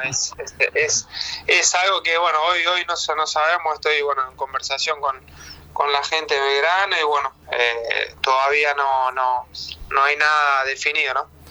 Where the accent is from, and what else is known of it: Argentina; born or raised there; moved away as an adult